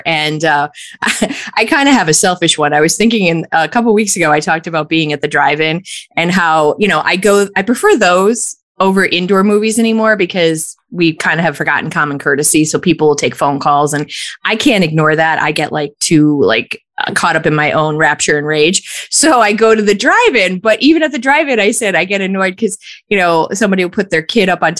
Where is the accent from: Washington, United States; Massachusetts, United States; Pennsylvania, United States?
Pennsylvania, United States; Scranton; my memories from being born and raised in Scranton